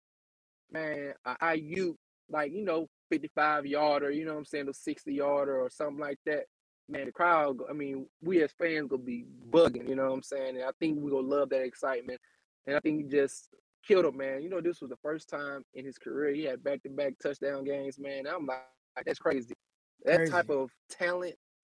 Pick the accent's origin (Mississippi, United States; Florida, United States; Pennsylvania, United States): Mississippi, United States; I'm from Mississippi